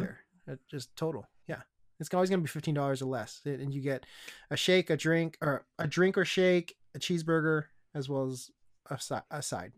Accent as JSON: {"language": "English", "town": "Issaquah", "region": "Washington", "country": "United States", "tie": "born or raised there", "said": "my hometown, Issaquah"}